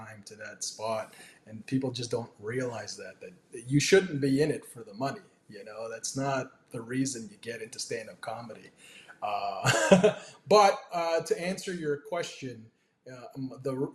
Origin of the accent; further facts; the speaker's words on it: Toronto, Ontario, Canada; I was born and raised in Toronto. I actually lived in a suburb just northeast of Toronto, about 45 minutes away